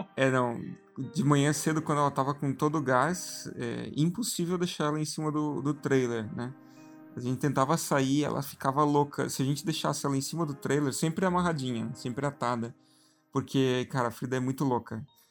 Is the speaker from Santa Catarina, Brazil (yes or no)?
yes; Blumenau, Santa Catarina, Brazil; a gente é de Blumenau, Santa Catarina